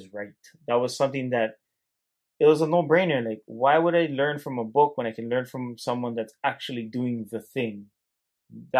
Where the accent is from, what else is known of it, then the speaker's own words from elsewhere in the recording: Hilo, Hawaii, United States; accent: Hawaiian Pidgin; being born and raised in Hilo, Hawaii, very strong pigeon